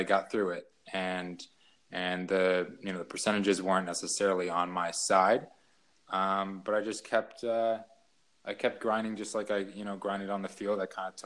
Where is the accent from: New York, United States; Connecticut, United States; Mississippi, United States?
Connecticut, United States; also born or lived in Philadelphia, Pennsylvania; when I was 5, we moved, to Connecticut, where my mother is from